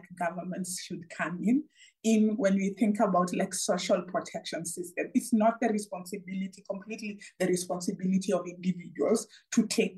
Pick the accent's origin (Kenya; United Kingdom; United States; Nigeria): Kenya; I come from Kenya